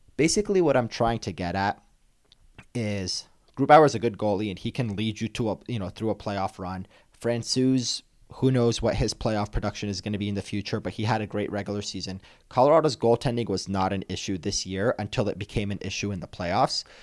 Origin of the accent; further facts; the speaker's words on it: Toronto, Ontario, Canada; moved away; I grew up in Toronto